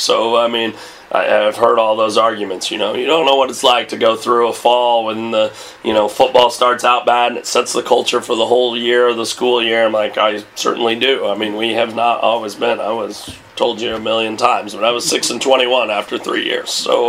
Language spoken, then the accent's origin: English; Meridian Conference area, Illinois, United States; or like I grew up in the Meridian Conference.